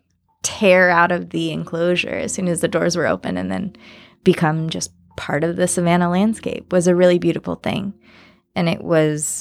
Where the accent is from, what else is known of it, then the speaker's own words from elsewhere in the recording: California, United States; I am from California